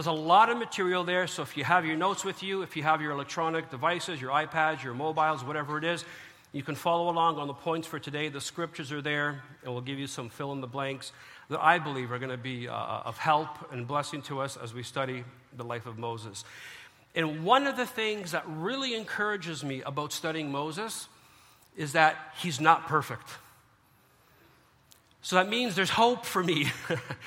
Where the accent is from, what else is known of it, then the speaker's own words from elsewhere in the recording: Canada; as a Canadian